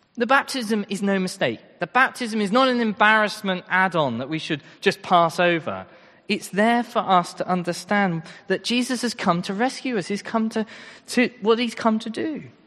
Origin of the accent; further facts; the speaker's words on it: Royston, East of England, United Kingdom; I'm from Royston